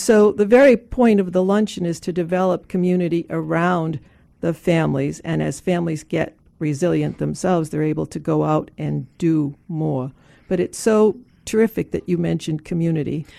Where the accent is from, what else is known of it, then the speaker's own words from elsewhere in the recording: Boston, Massachusetts, United States; moved away as an adult; also born or lived in Washington, D.C.; I grew up in Boston and I left to go to graduate school in D C